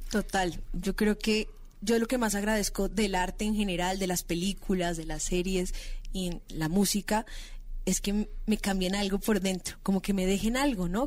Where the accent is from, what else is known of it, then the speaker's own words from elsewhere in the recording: Bogotá, Colombia; yo soy de Bogotá, tengo 24 años, empecé a trabajar en televisión